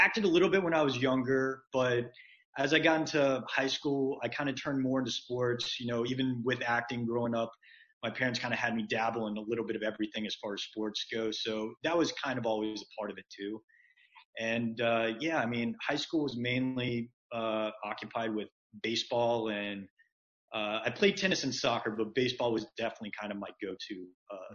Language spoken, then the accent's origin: English; Marietta, Georgia, United States; moved away as an adult; also born or lived in Atlanta, Georgia / Mississippi / Los Angeles; I was born in Marietta, Georgia